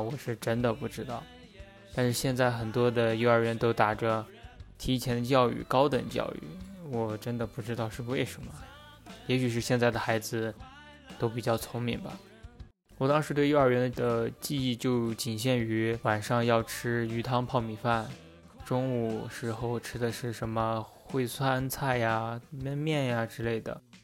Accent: Ordos, Inner Mongolia, China; 我呢，是一个出生在内蒙古小城镇厄尔多斯的帅气男孩

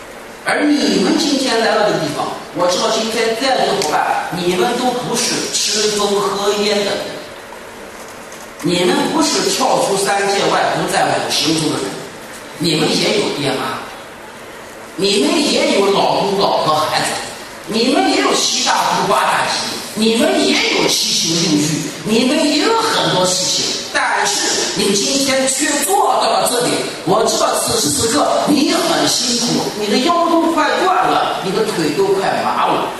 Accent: Shandong, China; 这段话不是说他说张掖来很远，我从山东来的不远，不是路程问题。

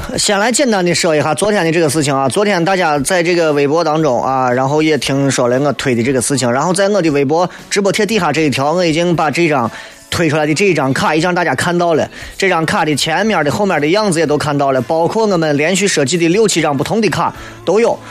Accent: Xi'an, Shaanxi, China; 作为一名八零后，作为一个西安人

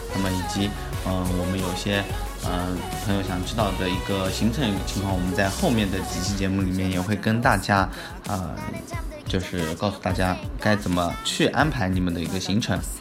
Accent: China; 我们中国人也是没有给小费的那个习惯

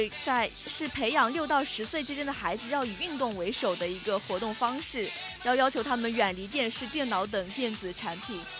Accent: China; 也不要老是让大家都觉得我们中国人都是山寨国外的了。

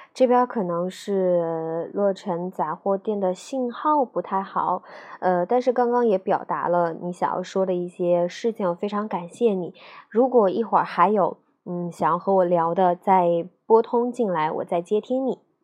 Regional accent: Nanjing, Jiangsu, China; 我就是南京的

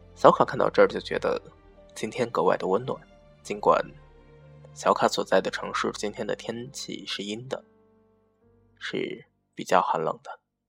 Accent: northern China, China; now in southern China; 作为一个北方人

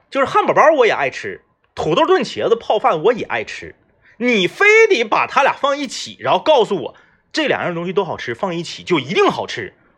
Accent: Northeast China, China; 作为一个土生土长的东北人

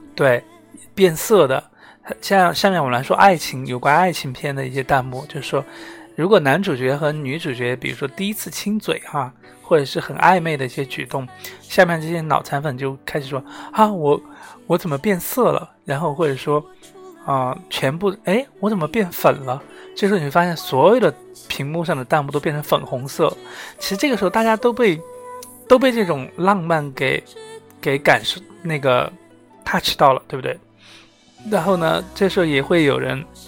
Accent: Sichuan, China; 我作为四川人

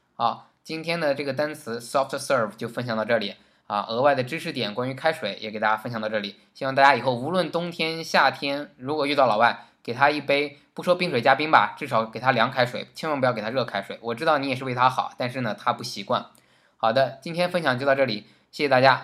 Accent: China; 我们中国人

